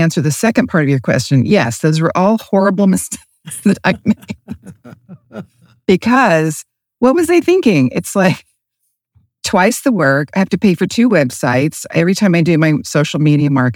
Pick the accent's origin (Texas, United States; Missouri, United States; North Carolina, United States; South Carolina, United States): North Carolina, United States; Asheville; moved away as an adult; also born or lived in Charlotte, North Carolina / Los Angeles / Phoenix; I was raised in Asheville, North Carolina, went to Asheville High